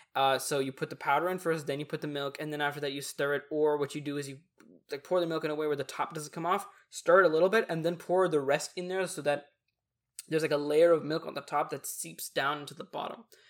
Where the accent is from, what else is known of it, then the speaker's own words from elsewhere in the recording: Texas, United States; we're hella Texan